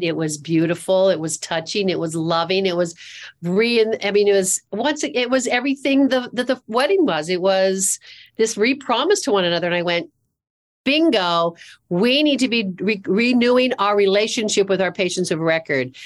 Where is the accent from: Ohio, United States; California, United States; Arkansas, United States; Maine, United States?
California, United States; moved away as an adult; also born or lived in Seattle; now in Charlotte, United States; born and raised in California, lived in Seattle